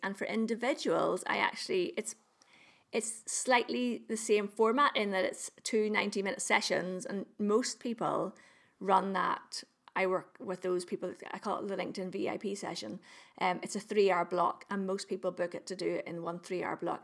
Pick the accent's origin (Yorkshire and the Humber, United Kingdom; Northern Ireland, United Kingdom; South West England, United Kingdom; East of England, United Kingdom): Northern Ireland, United Kingdom; I'm, I'm, I'm from Northern Ireland. I live in Northern Ireland.